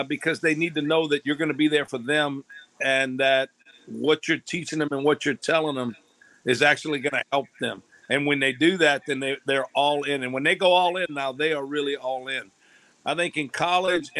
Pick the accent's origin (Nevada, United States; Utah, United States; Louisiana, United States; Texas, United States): Louisiana, United States; I'm from Louisiana